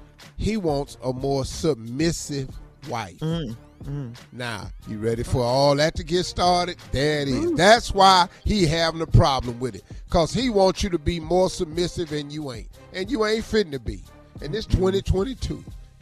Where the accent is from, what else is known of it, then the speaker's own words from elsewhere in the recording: Ohio, United States; See, I'm from Ohio, so I grew up. And all that. Well, I'm from Ohio, and they have Amish community.